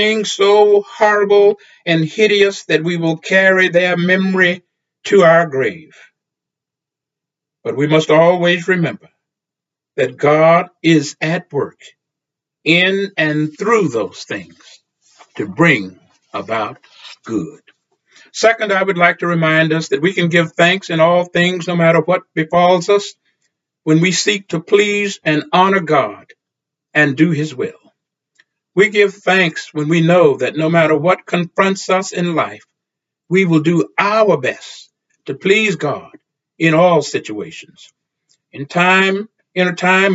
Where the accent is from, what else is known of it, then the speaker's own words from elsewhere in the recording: Texas, United States; the black church in which I grew up in Texas